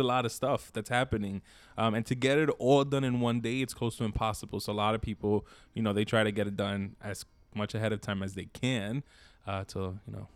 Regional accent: New York City, New York, United States; I grew up in East New York, Brooklyn

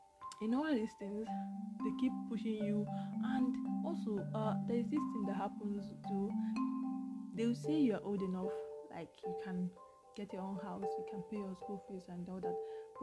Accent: Nigeria; I came from Nigeria, so you took me here

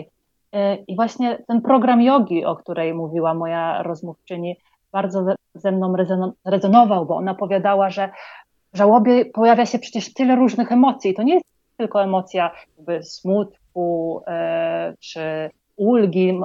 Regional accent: Poland; moved away as an adult; also born or lived in London; now in Colombia; pochodzę z Polski, ale ostatnie 8 lat mieszkałam e, w Londynie

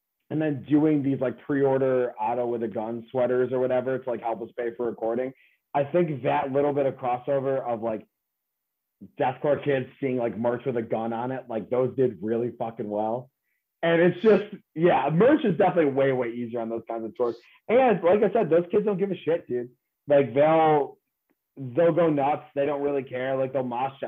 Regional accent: Auburn, New York, United States; I grew up in Auburn

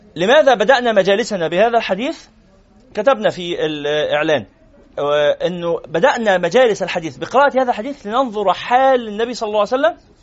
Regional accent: Cairo, Cairo Governorate, Egypt; وأنا من مدينة نصر

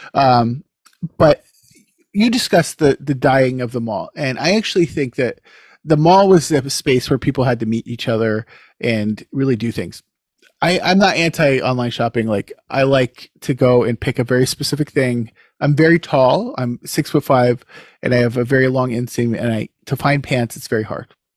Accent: King of Prussia, Pennsylvania, United States; moved away as an adult; now in Canada; growing up near King of Prussia

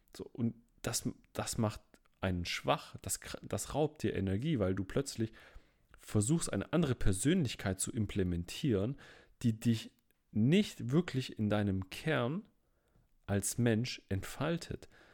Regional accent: Stuttgart, Baden-Württemberg, Germany; Ich komme ja aus Stuttgart

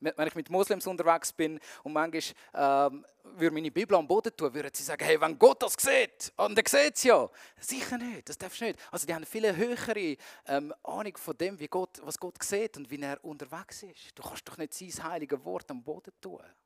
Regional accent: Zurich, Switzerland; mich ähm, als Zürcher

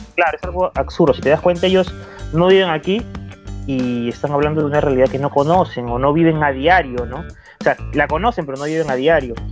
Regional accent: Peru; mi país

